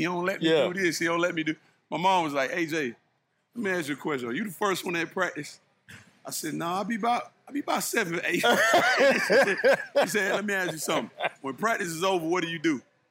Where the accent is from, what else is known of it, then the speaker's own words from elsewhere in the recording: East Point, Georgia, United States; I was practicing with East Point Because I'm from East Point, Georgia, okay. South Side Atlanta.